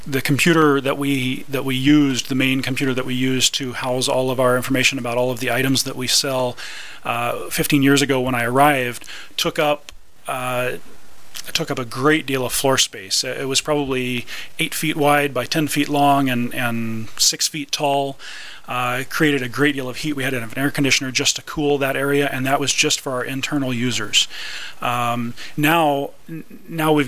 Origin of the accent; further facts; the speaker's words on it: Kansas City, United States; I'm from the Kansas City area